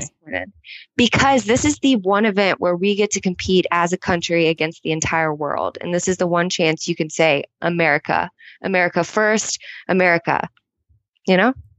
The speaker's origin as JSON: {"language": "English", "country": "United States", "said": "I'm American. Proud to be an American"}